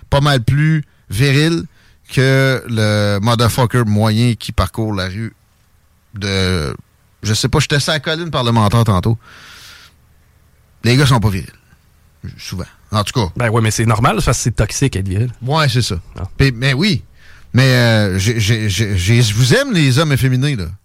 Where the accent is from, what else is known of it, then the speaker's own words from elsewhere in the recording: Quebec City, Quebec, Canada; Je viens de Québec.